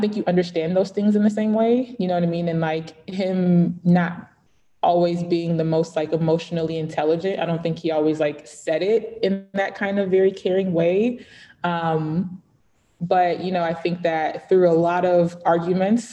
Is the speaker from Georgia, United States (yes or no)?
yes; Atlanta, Georgia, United States; born or raised there; also born or lived in Lagos, Nigeria